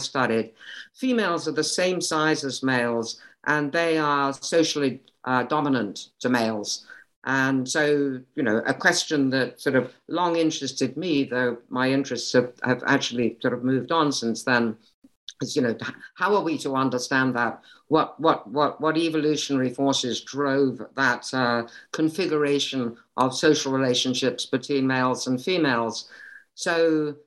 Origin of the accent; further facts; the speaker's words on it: Kent, South East England, United Kingdom; moved away as an adult; also born or lived in Cambridge, United Kingdom / London, United Kingdom; now in Connecticut, United States; I grew up in the UK. I was born in Kent and raised there and went to school there